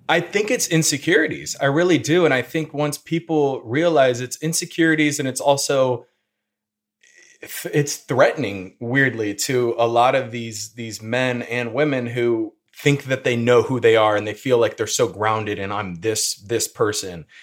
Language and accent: English; Peoria, Illinois, United States; also born or lived in Indianapolis, Indiana; I'm from the Peoria area in Illinois